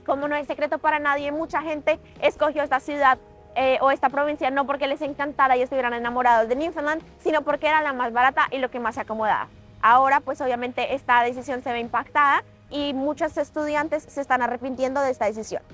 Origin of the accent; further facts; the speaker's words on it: Colombia; now in Canada; yo soy una colombiana en Canadá